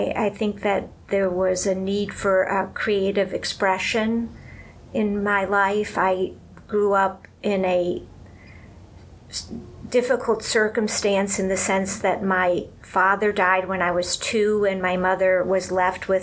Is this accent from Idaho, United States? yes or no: no; Cleveland, Ohio, United States; moved away as an adult; now in New York City, United States; I grew up in Cleveland.